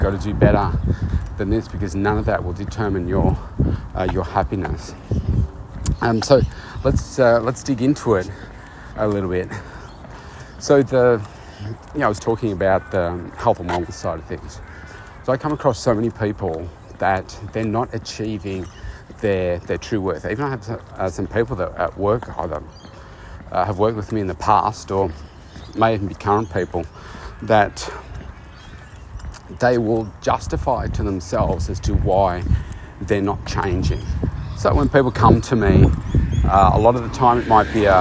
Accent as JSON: {"language": "English", "country": "Australia", "said": "my home country here, Australia"}